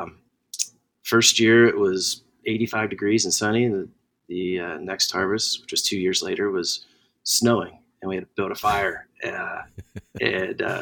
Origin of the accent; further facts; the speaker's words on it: New Jersey, United States; moved away; also born or lived in Newport News, Virginia; Spent a couple years there, and then my formative years, I guess, in New Jersey.